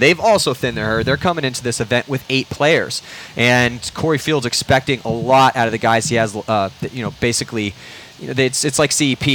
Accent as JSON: {"language": "English", "region": "Southern California", "country": "United States", "said": "I'm from Southern California"}